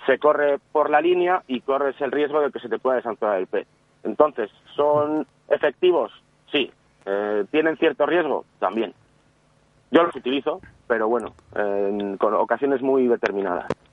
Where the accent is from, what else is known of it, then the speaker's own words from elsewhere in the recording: León, Castile and León, Spain; yo soy de León